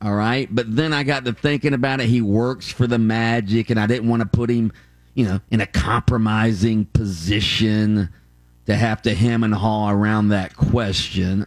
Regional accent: near Gainesville, Florida, United States; I grew up right near Gainesville.

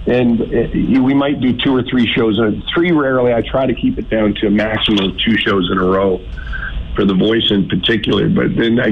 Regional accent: Lynn Lake, Manitoba, Canada; I'm a prairie boy. I'm from Lynn Lake, Manitoba, son of a bush pilot

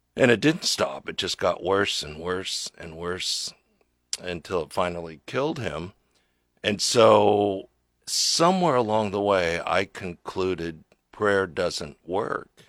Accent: Lincoln, Nebraska, United States; I grew up here in Lincoln, right down by Lincoln High.

